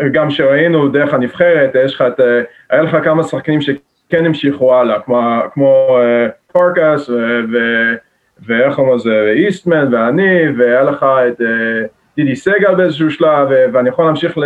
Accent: Jerusalem, Jerusalem District, Israel; moved away as an adult; now in Massachusetts, United States; אני נולדתי וגדלתי בירושלים

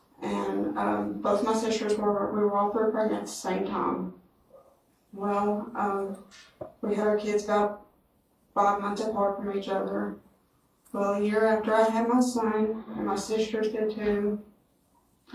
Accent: Westmoreland, Tennessee, United States; I'm from Westmoreland, Tennessee.

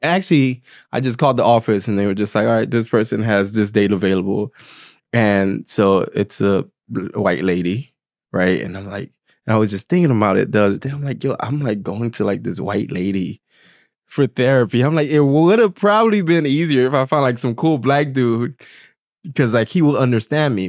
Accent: Haiti; I'm from Haiti

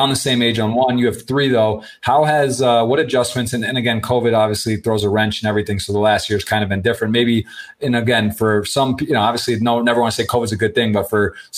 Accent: Ann Arbor, Michigan, United States; I was born and raised in Ann Arbor, Michigan

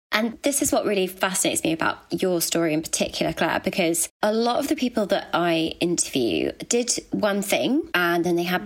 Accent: Birmingham, West Midlands, United Kingdom; accent: Brummy; moved away; also born or lived in London; I'm from Harborne.

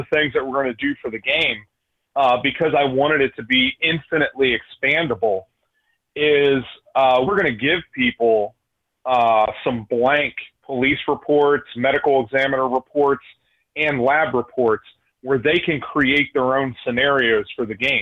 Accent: right outside of Philadelphia, Pennsylvania, United States; I grew up right outside of Philadelphia. I'm from the East Coast

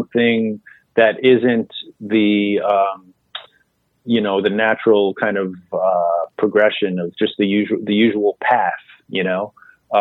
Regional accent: New York City, New York, United States; growing up in Queens, I was halfway between the Manhattan comedy clubs and the clubs out on Long Island

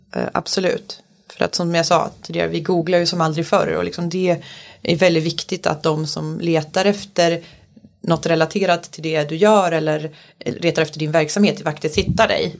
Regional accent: Falun, Dalarna County, Sweden; now in Stockholm, Sweden; Jag är uppväxt i lilla Falun i Dalarna

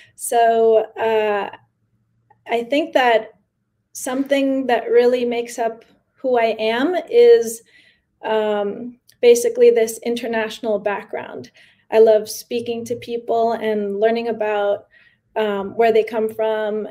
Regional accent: New York City, New York, United States; first language Spanish; English is a second language; also born or lived in San Miguel de Allende, Mexico; I was born in New York uh, yeah. and I have been living here most of my life.

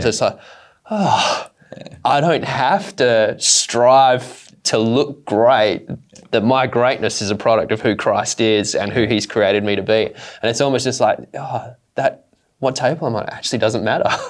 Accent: Australia; growing up in Australia

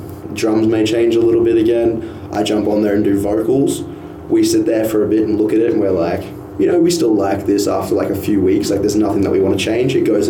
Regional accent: North Queensland, Australia; moved away as an adult; also born or lived in Townsville; now in Brisbane, Australia; I'm from North Queensland, so country's ingrained in me from a kid.

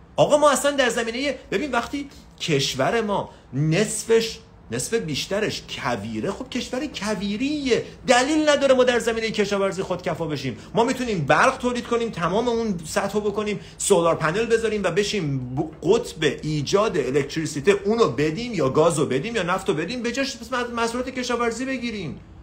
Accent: Iran; شماهایی که تو تهران و شمال و این برامر زندگی میکنیم

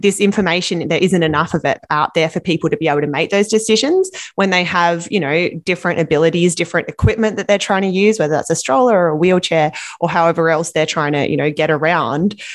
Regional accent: Australia; now in Vancouver, Canada; I'm from Australia

